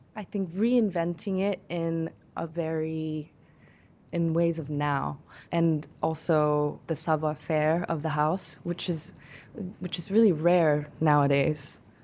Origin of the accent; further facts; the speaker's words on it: South Korea; now in United States; I was born and raised in Korea, but I moved to America and I had to adapt